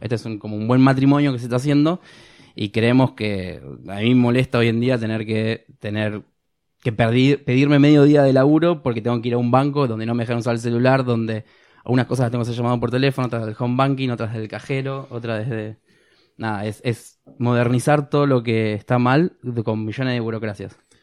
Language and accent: Spanish; Argentina; nosotros como ser argentinos